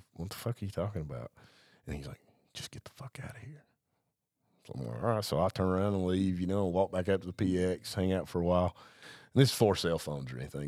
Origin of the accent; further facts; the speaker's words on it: Blairsville, Georgia, United States; also born or lived in Hawaii; I'm from the North Georgia mountains